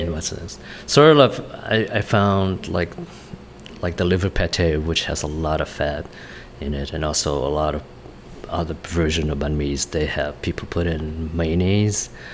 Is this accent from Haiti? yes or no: no; Vietnam; moved away; my brothers and I grew up in Vietnam, going to school there